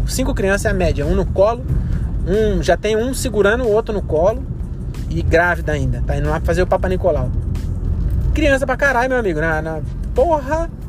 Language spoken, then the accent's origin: Portuguese; Caieiras, São Paulo, Brazil; now in Francisco Morato, Brazil; Em Caieiras ainda, que é minha terra. Quer dizer, eu moro em Morato, né? Morava em Morato, mas é do lado.